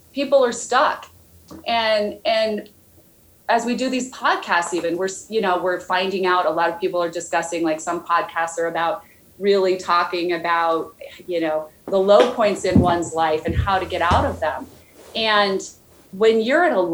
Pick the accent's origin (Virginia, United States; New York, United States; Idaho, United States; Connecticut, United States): Idaho, United States; I grew up in Idaho